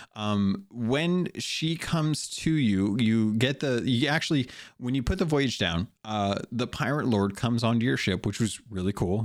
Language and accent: English; United States; I'm an American.